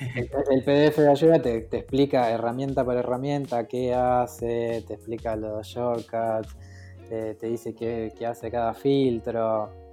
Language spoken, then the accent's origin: Spanish; Los Polvorines, Buenos Aires Province, Argentina; moved away; also born or lived in Mar del Plata; Yo nací en Los Polvorines, en Buenos Aires